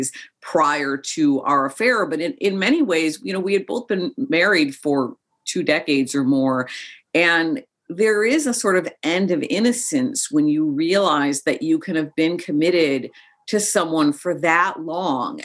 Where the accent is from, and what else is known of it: Chicago, Illinois, United States; born or raised there; also born or lived in Joshua Tree, California